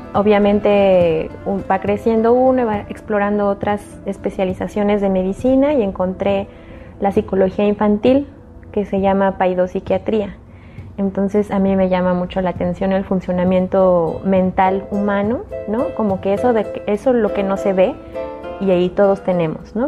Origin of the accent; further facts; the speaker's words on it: Mexico City, Mexico; yo crecí en la Ciudad de México